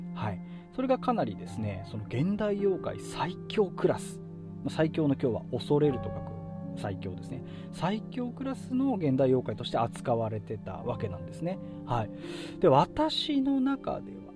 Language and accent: Japanese; Fukushima, Japan; 福島県の話なんですこれ 私の地元の話なんです